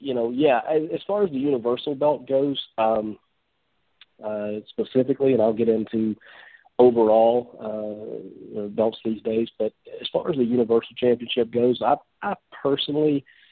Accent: Memphis, Tennessee, United States; I grew up just outside of Memphis, Tennessee, so kind of one of the hotbeds in the country for wrestling

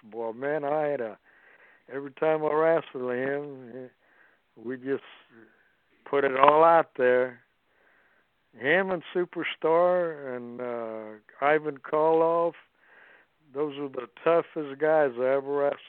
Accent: Austin, Texas, United States; he was a Texas boy, and I was from Austin, Texas, and we really got along.

